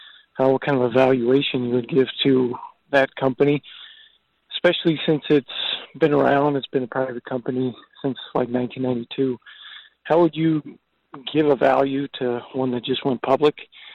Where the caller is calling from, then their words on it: Phoenix, Arizona, United States; I'm calling from Phoenix.